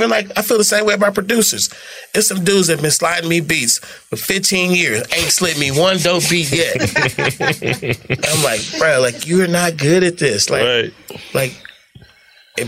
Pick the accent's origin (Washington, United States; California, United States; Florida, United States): California, United States; also born or lived in Atlanta, Georgia / Oakland; I'm from California